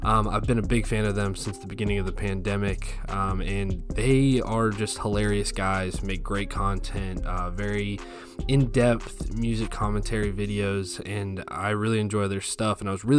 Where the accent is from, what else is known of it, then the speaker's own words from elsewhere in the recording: Ohio, United States; I'm from Ohio as well.